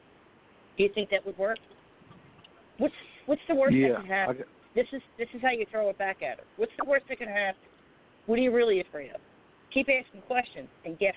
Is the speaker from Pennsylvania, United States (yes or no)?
yes; Philadelphia, Pennsylvania, United States; I'm from South Philly.